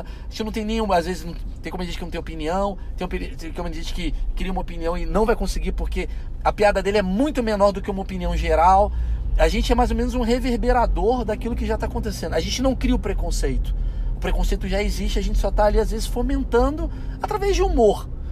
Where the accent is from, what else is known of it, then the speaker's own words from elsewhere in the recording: Brazil; eu sou latino, moro no Brasil